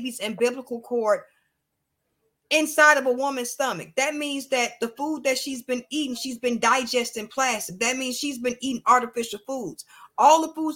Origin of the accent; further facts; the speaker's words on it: United States; I'm proud to be an American because I was born in America. I'm American